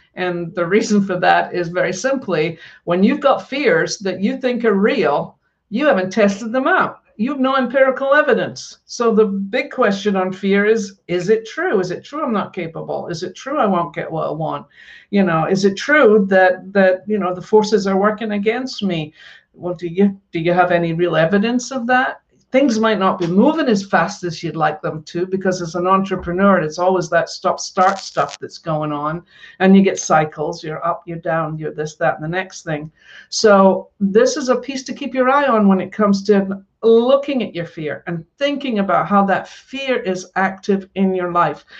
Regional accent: Scotland, United Kingdom; I grew up in Scotland and I grew up in a very working class family.

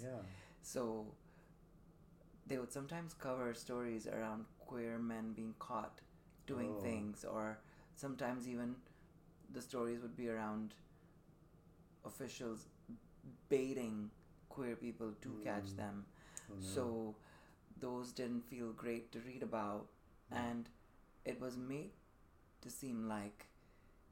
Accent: Dubai, United Arab Emirates; moved away as an adult; also born or lived in Sydney, Australia; now in San Francisco, United States; I'm Indian by background, born to Indian parents in Dubai. So I grew up in Dubai pretty much all the way up till I was 18 before I would leave for college

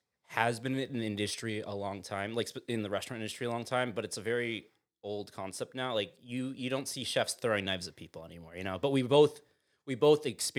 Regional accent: Sag Harbor, New York, United States; I grew up in Sag Harbor

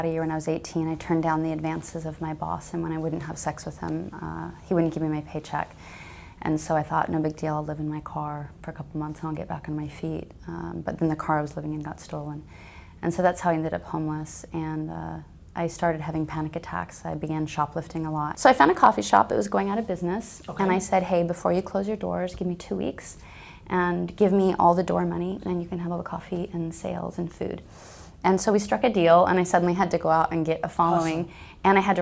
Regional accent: Alaska, United States; I'm from Alaska, my family were pioneers. I grew up on a homestead

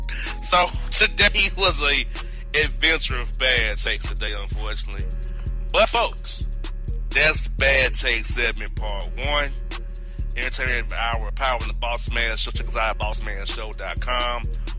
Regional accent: Kansas City, Missouri, United States; I'm Kansas City, brother. I'm not trying to be no offensive to you. I'm from Kansas City.

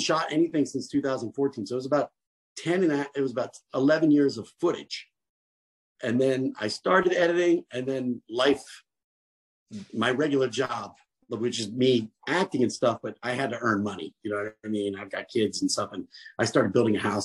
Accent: New Jersey, United States; I'm from Jersey

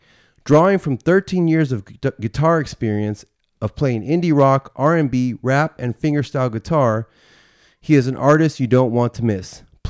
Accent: Vallejo, California, United States; I just grew up in Vallejo.

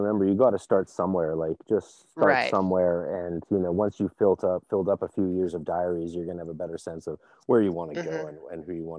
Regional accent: Canada; I might not be able to legally talk politics as a Canadian clergyman

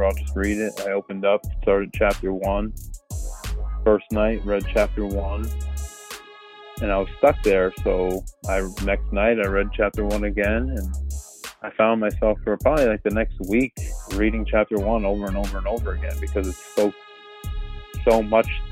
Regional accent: Northeast Pennsylvania, United States; I'm from Pennsylvania, so I'm from Northeast Pennsylvania

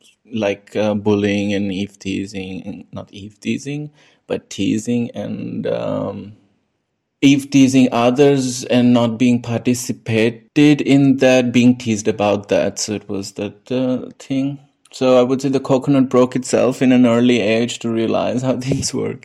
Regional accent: New Delhi, Delhi, India; moved away as an adult; now in Linz, Austria; I was born in New Delhi, India, and I grew up in a society, local area, which near the district called Goal Market or Central Delhi.

